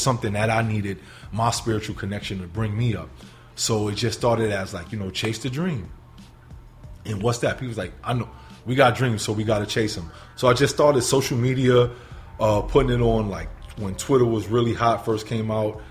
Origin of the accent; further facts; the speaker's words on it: New York City, New York, United States; moved away as an adult; also born or lived in Sullivan County, New York; now in Buffalo, United States; originally, born and raised in the Bronx